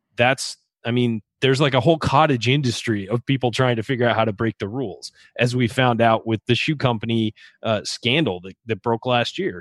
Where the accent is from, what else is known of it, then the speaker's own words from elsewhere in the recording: San Diego, California, United States; That's my hometown